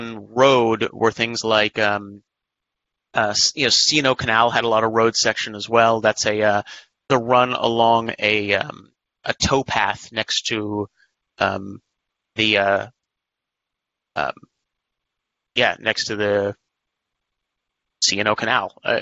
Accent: San Diego, California, United States; San Diego 100, one of my hometown races

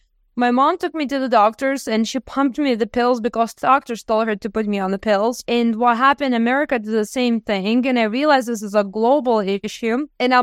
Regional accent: Lithuania; now in United States; Because I came from Lithuania and I came in the best country in the world with the best medical care

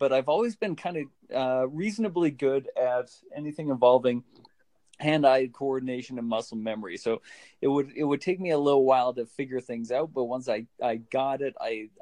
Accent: Calgary, Alberta, Canada; here in my hometown of Calgary, Alberta

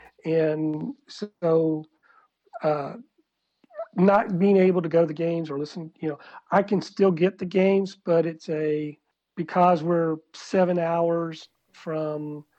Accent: South Georgia, United States; accent: South Georgia; moved away as an adult; also born or lived in Kuwait / China; now in Bulgaria; this was in South Georgia, so I went in my South Georgia accent.

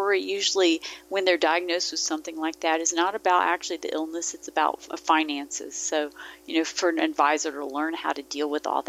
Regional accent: Mississippi, United States; I grew up in Mississippi. My dad was in the military. My family wasn't from there, but that's where we ended up.

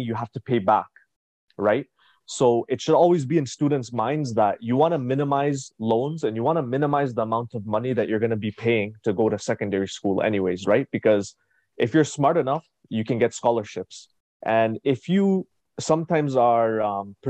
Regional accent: Ottawa, Ontario, Canada; I was born and raised in Canada, Ottawa, Ontario. And growing up in Ottawa

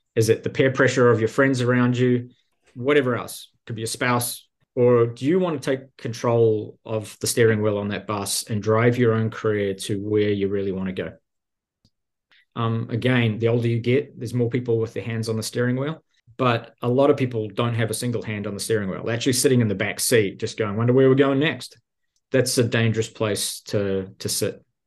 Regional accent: New Zealand; moved away as an adult; also born or lived in Silicon Valley; now in United States; I'm originally from New Zealand.

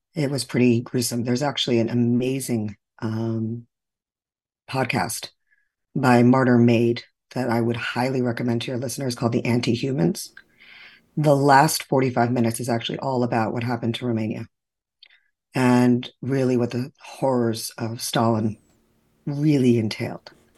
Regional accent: New York, United States; moved away as an adult; now in Florida, United States; To be Jewish from New York living in Florida

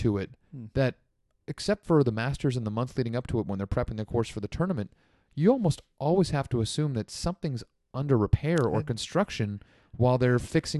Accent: South Africa; Hey, I'm from South Africa. I didn't understand.

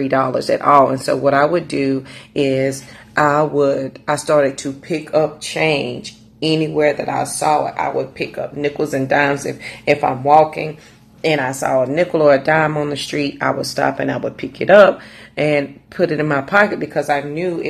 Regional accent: Raleigh, North Carolina, United States; I'm from Raleigh, North Carolina

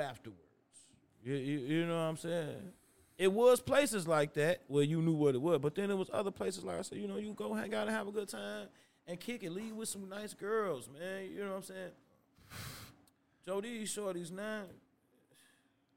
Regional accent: Chicago, Illinois, United States; I'm from Chicago

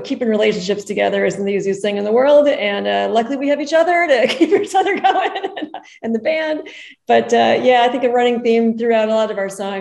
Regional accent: Lake Zurich, Illinois, United States; moved away as an adult; also born or lived in Tucson, Arizona; now in Arizona, United States; I grew up in Lake Zurich, Illinois, a suburb of Chicago.

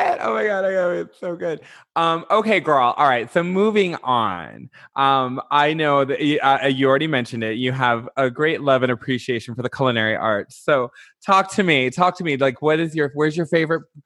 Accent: Detroit, Michigan, United States; moved away; also born or lived in Chicago; I'm from Detroit. Well, which I'm actually from a north suburb

